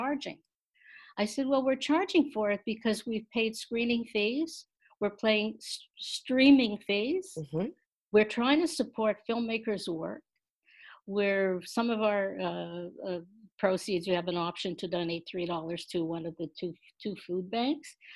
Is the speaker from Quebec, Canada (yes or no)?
yes; Montreal, Quebec, Canada; when I was a kid growing up in Montreal